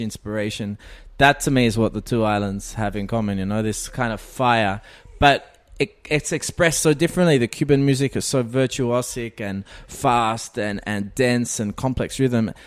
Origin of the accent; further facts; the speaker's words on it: Australia; I'm an Australian keyboard player and music producer